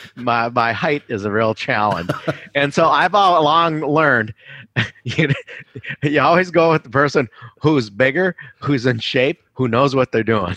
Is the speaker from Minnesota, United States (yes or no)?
yes; Minneapolis, Minnesota, United States; also born or lived in Hong Kong; I'm a Minnesotan all the way through, except for, um, college and law school